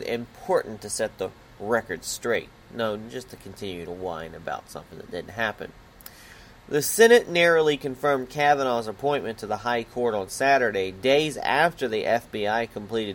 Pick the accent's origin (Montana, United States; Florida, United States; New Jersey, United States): Florida, United States; Pensacola; I was born in Pensacola, Florida